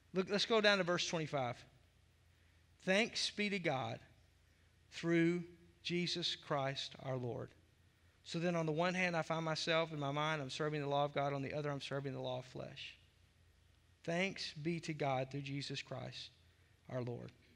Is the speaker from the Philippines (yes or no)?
no; the South, United States; I grew up in the South